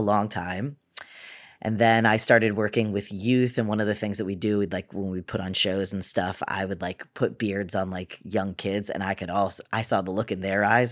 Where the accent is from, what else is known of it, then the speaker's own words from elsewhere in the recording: Cape Cod, Massachusetts, United States; also born or lived in Boston; I'm from Boston. I grew up on the Cape, though, on Cape Cod